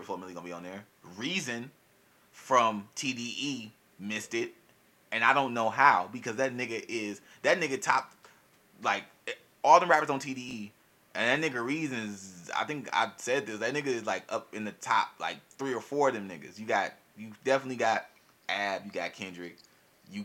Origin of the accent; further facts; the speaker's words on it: Milwaukee, Wisconsin, United States; I'm from Milwaukee